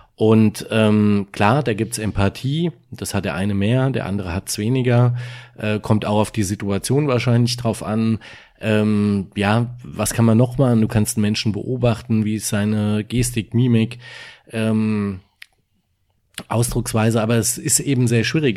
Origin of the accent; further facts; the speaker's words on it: Germany; bei uns in Deutschland